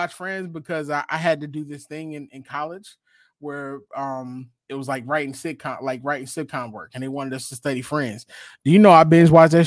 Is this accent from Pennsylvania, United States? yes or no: yes; Philadelphia, Pennsylvania, United States; I was from Philly